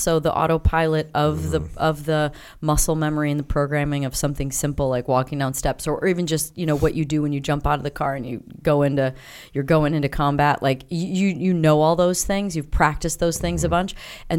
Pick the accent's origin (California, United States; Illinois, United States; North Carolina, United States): Illinois, United States; South Beloit; I grew up in Illinois. So I was born in Beloit, Wisconsin. But we lived in South Beloit, Illinois.